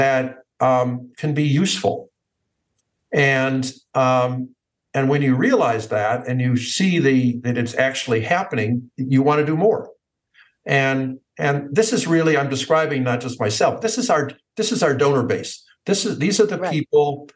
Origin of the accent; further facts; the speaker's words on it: United States; I grew up in the United States